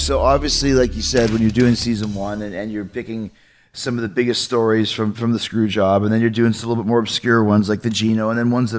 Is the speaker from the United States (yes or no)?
no; Canada; growing up in Canada, there was no world-class wrestling